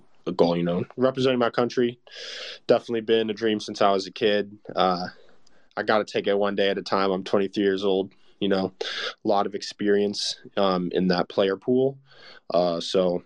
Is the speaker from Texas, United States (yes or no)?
yes; Arlington, Texas, United States; I was born in Arlington